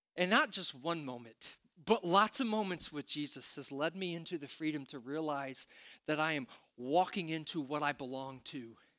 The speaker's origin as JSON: {"language": "English", "town": "Princeton", "region": "Indiana", "country": "United States", "tie": "born or raised there", "moved": "yes", "said": "when I was growing up in Princeton, Indiana"}